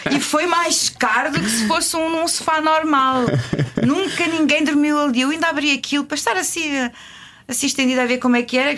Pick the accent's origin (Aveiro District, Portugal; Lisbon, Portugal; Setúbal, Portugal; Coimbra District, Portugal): Lisbon, Portugal; moved away; also born or lived in Carvalhal; nasci lá em Benfica, nascíamos em casa, a maior parte das vezes.